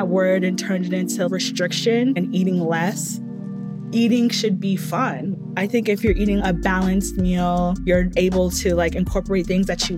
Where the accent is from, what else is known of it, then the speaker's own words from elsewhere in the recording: Nigeria; I'm Nigerian